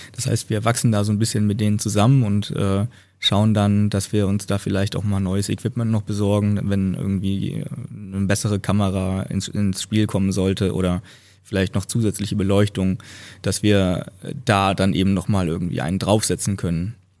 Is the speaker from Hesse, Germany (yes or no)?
yes; Northern Hesse, Germany; moved away; in meiner Heimat, in der Heimat meiner Freundin, also einmal Nordhessen